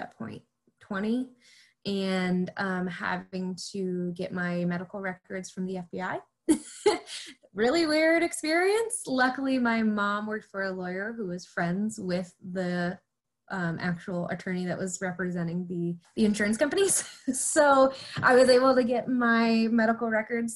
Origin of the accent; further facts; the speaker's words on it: Clarkston, United States; at the end of my time in Clarkston, my hometown